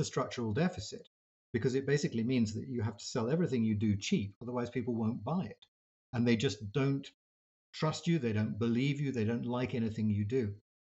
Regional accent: United States; growing up in the United States, it's very easy to get a slightly unworldly view of the world.

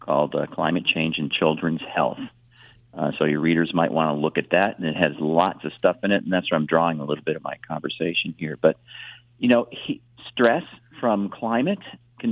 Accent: Illinois, United States; moved away; I grew up in Illinois

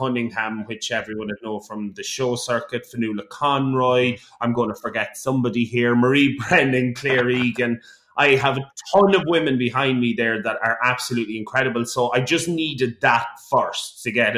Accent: Mullingar, Leinster, Ireland; my hometown with my hometown friends

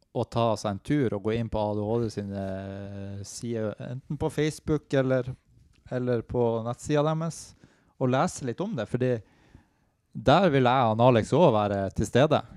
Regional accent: Narvik, Nordland, Norway; moved away as an adult; now in Oslo, Norway; jeg er fra Narvik.

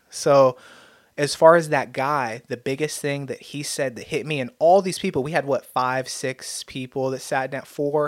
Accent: United States; I've been blessed with the God-given gift of being American

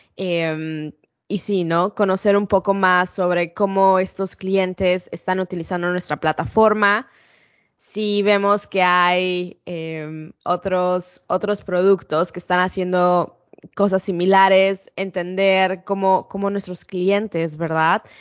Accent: Mexico City, Mexico; accent: Mexican; moved away as an adult; also born or lived in Ensenada, Baja California, Mexico; now in United States; soy de Ciudad de México. Em, crecí ahí. La verdad es que nací en Ensenada, Baja California

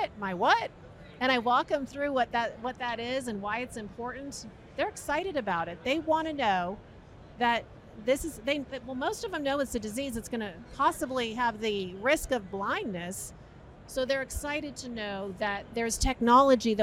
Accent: New York, United States; now in Florida, United States; I was born in New York

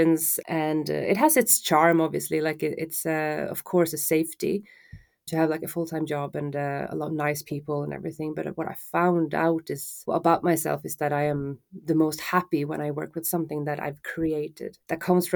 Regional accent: Stockholm, Stockholm County, Sweden; I'm born and raised in Stockholm, Sweden

